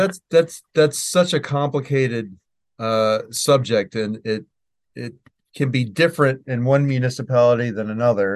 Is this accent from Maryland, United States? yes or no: yes; Maryland, United States; here in Maryland, my home state